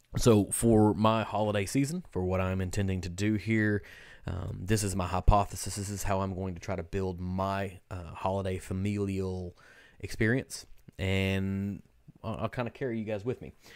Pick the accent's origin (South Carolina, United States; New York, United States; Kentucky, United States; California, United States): Kentucky, United States; we're from Kentucky